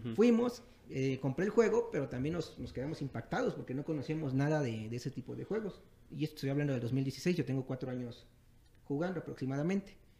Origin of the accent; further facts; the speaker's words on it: Nuevo Morelos, Veracruz, Mexico; moved away as an adult; now in Texcoco, Mexico; soy originario de Veracruz.